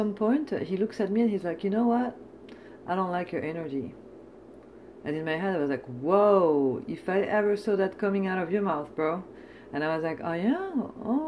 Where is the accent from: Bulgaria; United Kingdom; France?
France; now in United States; I'm coming from France